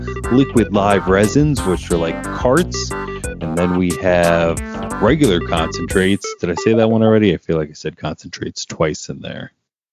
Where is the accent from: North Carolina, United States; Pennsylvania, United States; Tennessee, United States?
Pennsylvania, United States; I am a dispensary associate right in my hometown of Pennsylvania